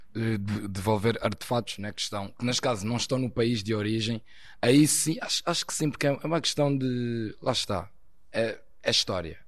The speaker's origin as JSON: {"language": "Portuguese", "country": "Portugal", "tie": "born or raised there", "also_born_or_lived": "Angola", "said": "Eu já sou praticamente português, estou cá já há 22 anos, por isso cresci aqui em Portugal"}